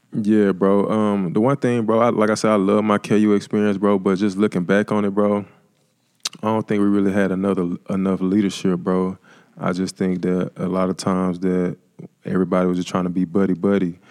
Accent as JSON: {"language": "English", "town": "Jackson", "region": "Mississippi", "country": "United States", "tie": "born or raised there", "said": "I'm originally from Jackson, Mississippi"}